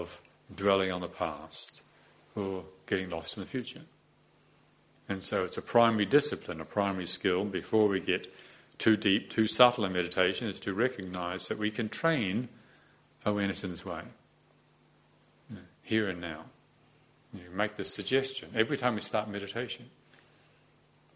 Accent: New Zealand; also born or lived in Te Awamutu, New Zealand; I was born in New Zealand in Te Awamutu in 1951, September 16th, 1951, and then I moved to live in Moronzo, and then I grew up like

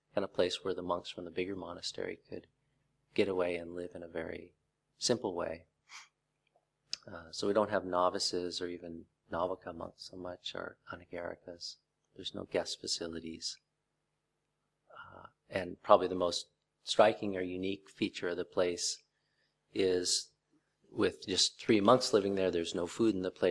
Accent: Vancouver, Washington, United States; moved away as an adult; also born or lived in Thailand; my hometown of Vancouver, Washington

